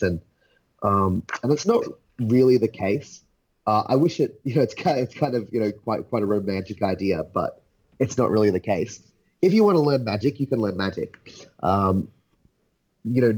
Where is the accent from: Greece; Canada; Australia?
Australia; also born or lived in England; I was born in England, lived a few years there, moved to Australia when I was like four. So, I'm Australian through and through.